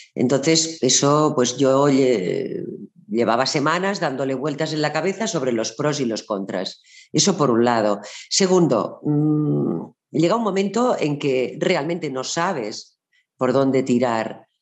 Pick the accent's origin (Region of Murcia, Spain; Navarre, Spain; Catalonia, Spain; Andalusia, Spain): Catalonia, Spain; Barcelona; en Barcelona, que es de donde yo soy